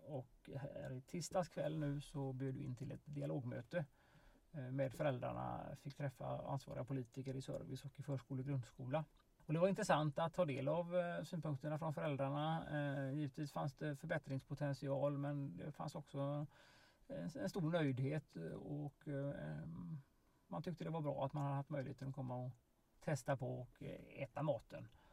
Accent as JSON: {"language": "Swedish", "town": "Kungsbacka", "region": "Halland County", "country": "Sweden", "tie": "born or raised there", "said": "I Valda då som är min hembygd eh, väster om Kungsbacka"}